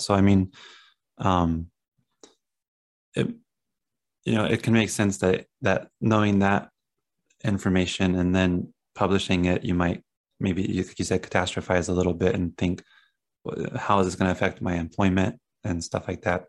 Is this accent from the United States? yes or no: yes; Southern Ohio, United States; moved away; I come from Ohio, like Southern Ohio in the country